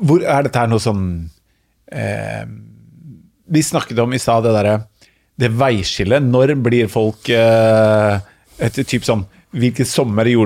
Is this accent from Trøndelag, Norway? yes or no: no; Oslo, Norway; Har jo en bakgrunn fra Oslos eh, Ja, både Grønløkka og Furuset, Oslo øst, da.